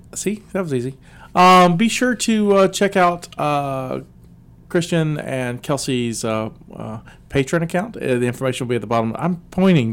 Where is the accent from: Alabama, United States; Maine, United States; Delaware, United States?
Alabama, United States; South; now in West Virginia, United States; I'm from South Alabama. There's Popeyes everywhere, but since I've moved to West Virginia